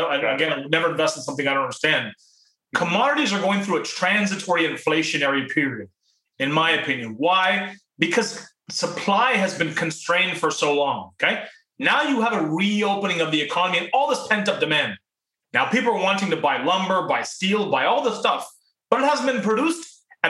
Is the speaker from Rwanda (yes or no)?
no; Canada; also born or lived in Pakistan / Toronto, Canada; I was born in Pakistan. My parents came to Canada when I was 4 years old